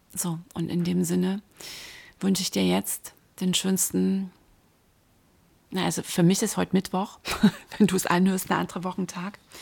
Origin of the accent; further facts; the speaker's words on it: Dresden, Saxony, Germany; born or raised there